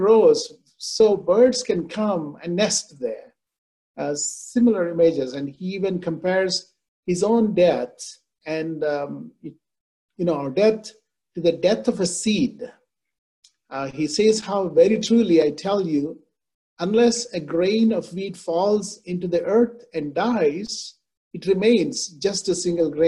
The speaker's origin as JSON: {"language": "English", "country": "India", "tie": "born or raised there", "said": "I grew up in India"}